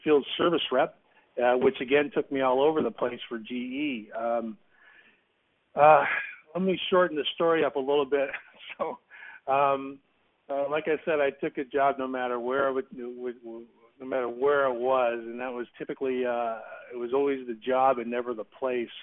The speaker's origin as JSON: {"language": "English", "town": "Salinas", "region": "California", "country": "United States", "tie": "born or raised there", "moved": "yes", "said": "I grew up in Salinas. Salinas is in the Monterey Bay area"}